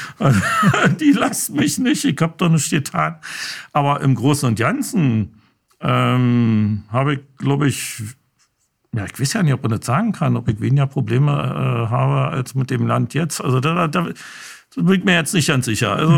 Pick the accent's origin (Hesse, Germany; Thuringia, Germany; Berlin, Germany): Berlin, Germany; Ich bestehe immer auf Ostberliner, weil doch schon ein kleiner Unterschied ist